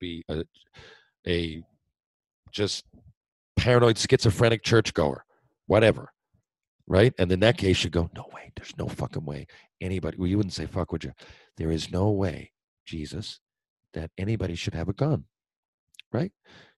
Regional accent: Mount Pearl, Newfoundland and Labrador, Canada; I grew up in Mount Pearl. I wanted to stay Mount Pearl.

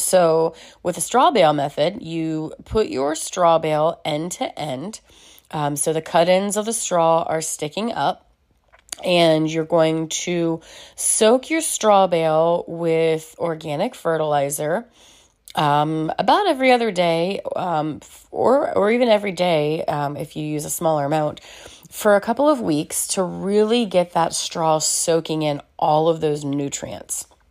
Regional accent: Celina, Ohio, United States; now in Dayton, United States; my hometown of Salina, Ohio

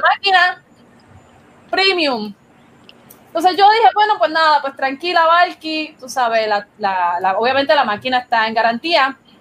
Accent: Puerto Rico

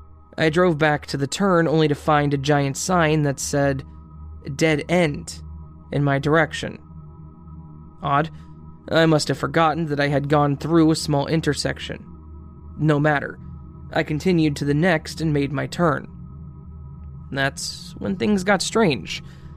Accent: India; At this point, I would like to clarify that I'm from India, and back then, I still hadn't traveled to Europe

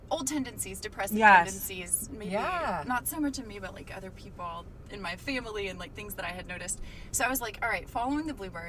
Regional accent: Murfreesboro, Tennessee, United States; moved away as an adult; also born or lived in Pittsburgh, Pennsylvania / Los Angeles, California; now in Wheeling, United States; I grew up just outside of Nashville, Tennessee, in the geographical center of the state of Tennessee. Murfreesboro

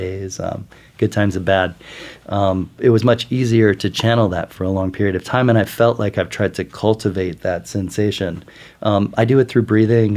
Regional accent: Midwest, United States; now in New York, United States; I grew up in the Midwest, eating a, an all-American diet

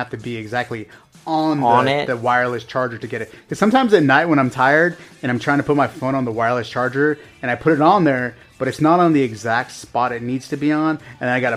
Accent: Los Angeles, California, United States; moved away; I grew up in the San Fernando Valley, which is, you know, part of L.A.

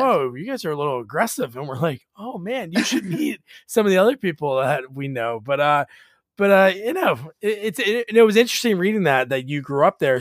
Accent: New Jersey, United States; also born or lived in Portland, Oregon; I grew up in Jersey

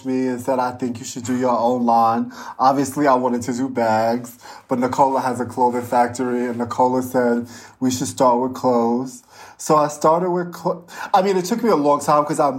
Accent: New York City, New York, United States; moved away as an adult; now in Italy; I was born and raised in Bed-Stuy.

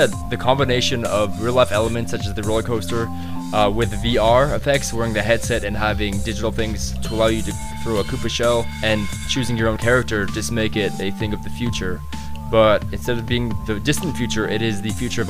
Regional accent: Osaka, Japan; Based in my hometown of Osaka

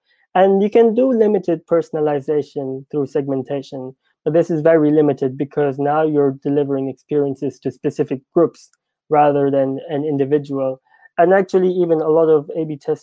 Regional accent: India; me being Indian

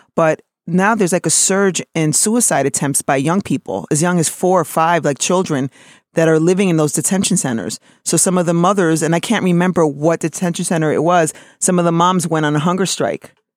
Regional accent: New York City, New York, United States; being born in New York City and of being an American

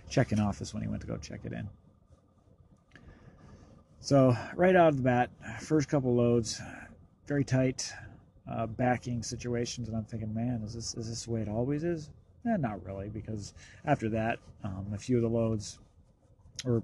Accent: the West, United States; I'm from the West, so I'm used to seeing nobody on the road

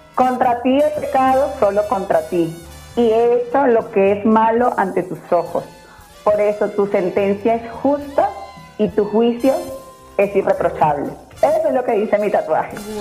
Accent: Venezuela; also born or lived in Mexico City, Mexico; now in Mexico; mis raíces son mis raíces, soy venezolana, tengo un carácter de una venezolana

